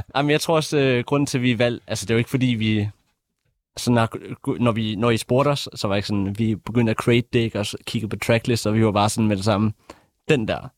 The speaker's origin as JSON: {"language": "Danish", "area": "Bornholm", "region": "Capital Region of Denmark", "country": "Denmark", "said": "os alle tre i …, vi kommer fra Bornholm, hvilket er provinsen"}